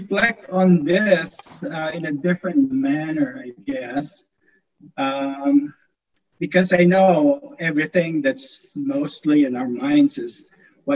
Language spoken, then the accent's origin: English; Philippines; moved away as an adult; now in Black Forest, United States; growing up in the Philippines